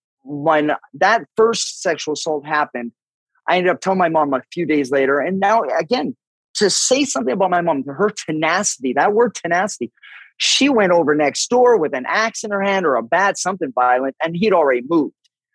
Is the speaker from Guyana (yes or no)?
no; Vancouver, British Columbia, Canada; Well, yeah, this is where it gets a little murky only because I grew up in an alcoholic home.